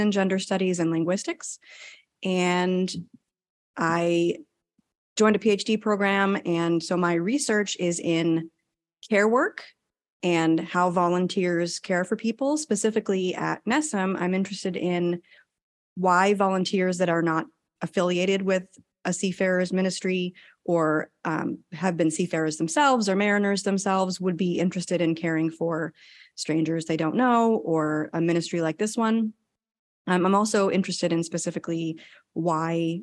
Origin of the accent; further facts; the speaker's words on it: New England, United States; moved away as an adult; also born or lived in Yokosuka, Japan; now in Texas, United States; I am originally from New England. I was born and raised here. And then I left when I was 18 to join the Navy